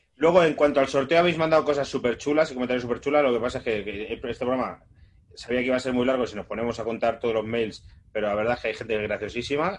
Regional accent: Móstoles, Community of Madrid, Spain; also born or lived in Sanabria, Zamora; como mostoleño

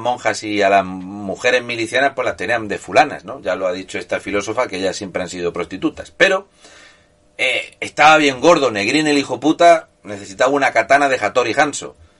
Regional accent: Murcia, Region of Murcia, Spain; yo soy de Murcia

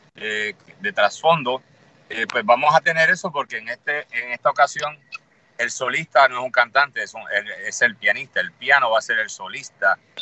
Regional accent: Puerto Rico; somos puertorriqueños

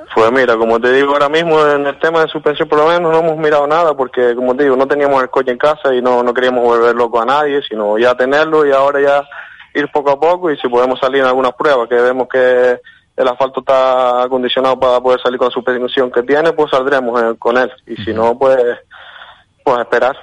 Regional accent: Lanzarote, Canary Islands, Spain; yo soy de Lanzarote.

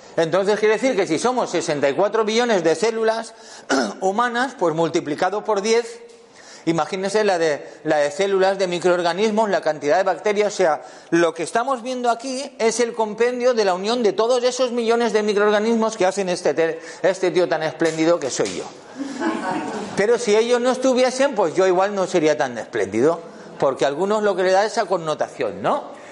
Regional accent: Valencia, Valencian Community, Spain; yo vengo de Valencia

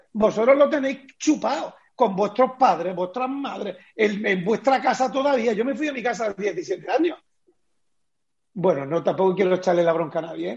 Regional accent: Bailén, Andalusia, Spain; está ubicada en Jaén, en Bailén, en mi pueblo

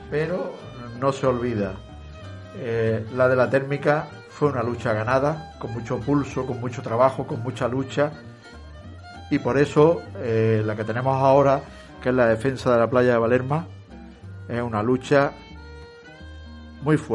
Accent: Balerma, Andalusia, Spain

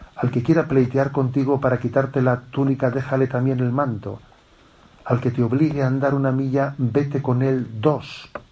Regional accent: Spain; also born or lived in Zumárraga; soy un sacerdote de España

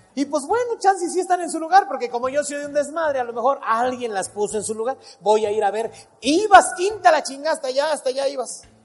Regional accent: Acapulco, Guerrero, Mexico; moved away; Cuando voy para mi pueblo, para Acapulco, mi tierra, que voy a ver a mi mamá

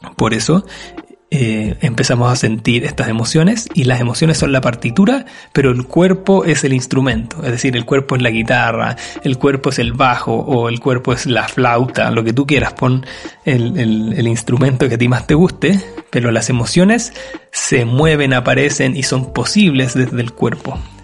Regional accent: Chile; mi país, Chile

